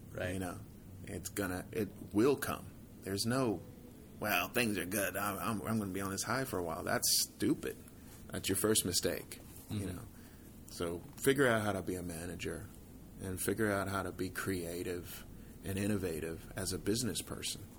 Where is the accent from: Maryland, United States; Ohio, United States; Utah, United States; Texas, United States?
Texas, United States; Fort Worth; who I grew up with in Fort Worth